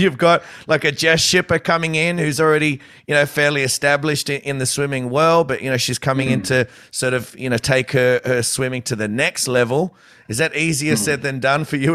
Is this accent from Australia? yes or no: yes; Australia; as an Aussie